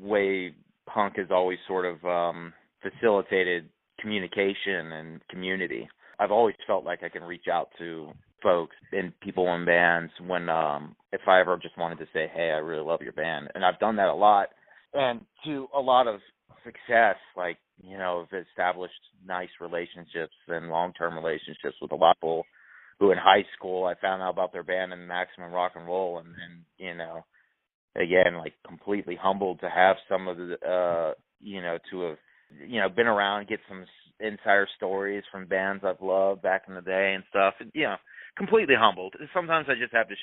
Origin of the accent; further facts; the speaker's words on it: Sterling, Virginia, United States; we actually had a place in Sterling